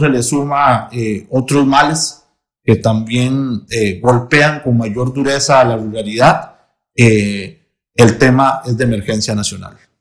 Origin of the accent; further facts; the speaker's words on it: Paraíso, Cartago, Costa Rica; yo soy de Cartago, soy de Paraíso de Cartago